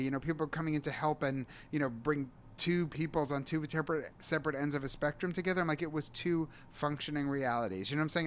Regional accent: New York City, New York, United States; moved away as an adult; also born or lived in Israel; then I moved back to New York City

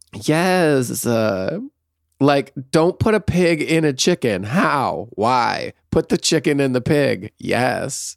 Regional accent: Michigan, United States; moved away as an adult; also born or lived in San Francisco; growing up in Michigan

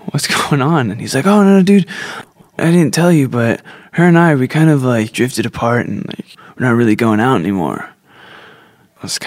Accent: New Jersey, United States; Growing up in New Jersey

